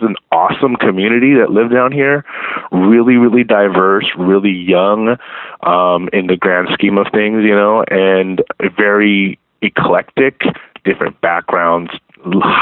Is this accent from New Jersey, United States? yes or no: no; Baldwin Park, California, United States; I grew up in Baldwin Park, which is a city about 18 miles east of downtown.